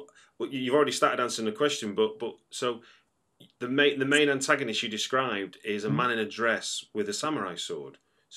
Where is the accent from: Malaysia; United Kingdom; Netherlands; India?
United Kingdom; Manchester, North West England; accent: Manchester; That's my Manchester accent, I guess.